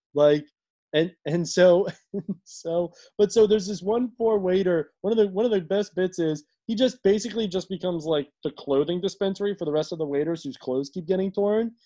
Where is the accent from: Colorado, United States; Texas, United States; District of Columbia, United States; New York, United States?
District of Columbia, United States; Washington; my family's been in like like in DC for like over a hundred years